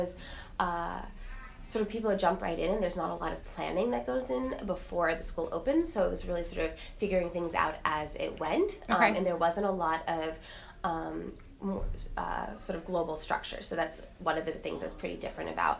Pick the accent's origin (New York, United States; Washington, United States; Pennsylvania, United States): New York, United States; New York City; moved away as an adult; I grew up in Manhattan and came back to the city after I graduated college